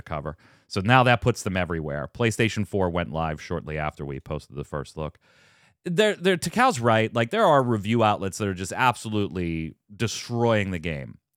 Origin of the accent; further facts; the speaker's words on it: United States; I'm an American